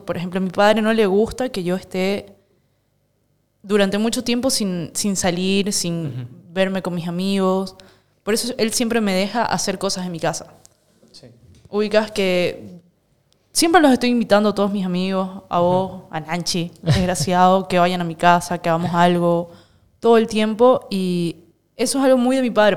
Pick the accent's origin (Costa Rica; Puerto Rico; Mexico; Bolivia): Bolivia; Santa Cruz de la Sierra, Santa Cruz; born or raised there